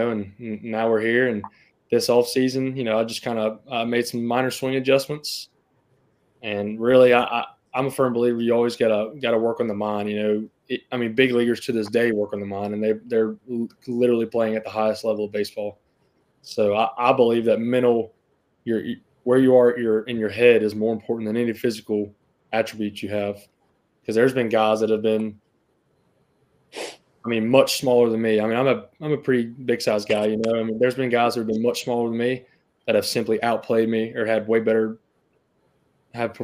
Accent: Vancleave, Mississippi, United States; I grew up in Van Cleve. Went to Van Cleve schools all my life.

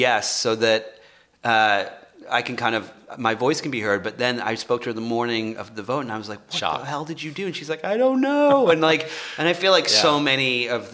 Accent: England, United Kingdom; now in Los Angeles, United States; I'm from England

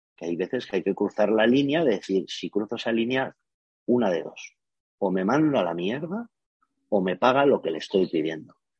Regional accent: Spain; soy de España

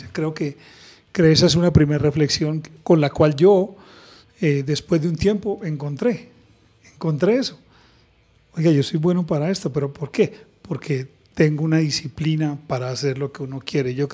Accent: Santander, Colombia; 400 y llegas a mi tierra. Entonces, eso es lo rico de, mi experiencia, es que me he formado en otras culturas me he formado en otras culturas y termina uno permeándolas de todas. Por eso el acento parece todo menos de Santander

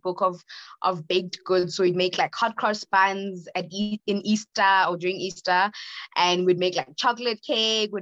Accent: Johannesburg, Gauteng, South Africa; I am from Johannesburg, South Africa

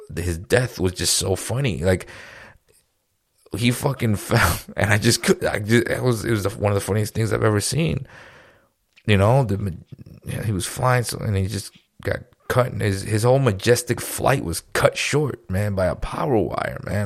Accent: New York, United States; now in Florida, United States; We're from New York

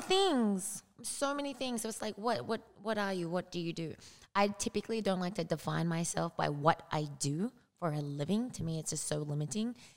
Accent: Australia; moved away as an adult; now in United States; grew up there. I didn't move to the United States until I was 23.

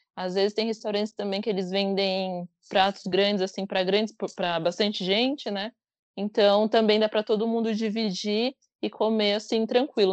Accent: São Paulo, Brazil; sou de São Paulo, capital, moro na Penha, na Zona Leste.

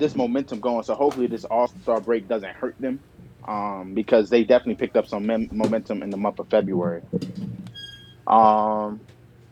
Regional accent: Landover, Maryland, United States; I'm from Landover

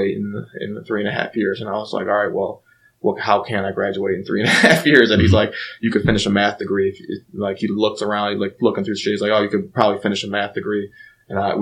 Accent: Mayfield, Ohio, United States; also born or lived in Lyndhurst, Ohio; I grew up in Lyndhurst and then moved here to Mayfield when I was in fifth grade. So, I mean, I'll say Mayfield.

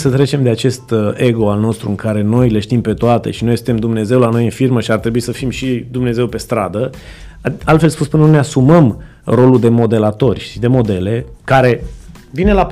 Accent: Reșița, Caraș-Severin County, Romania; Eu sunt din Reșița

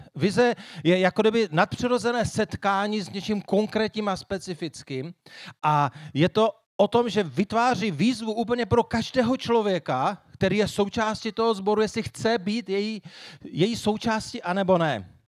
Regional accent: Moravian Wallachia, Zlín Region, Czechia; já se dál hrdě hlásím tomu, že jsem Valach

